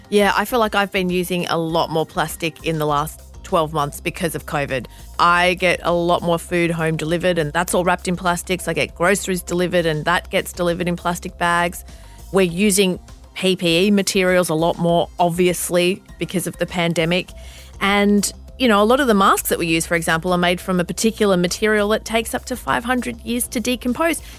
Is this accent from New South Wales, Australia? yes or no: yes; Bankstown, New South Wales, Australia; I grew up in that area. I grew up in Bankstown. My parents still live in Bankstown.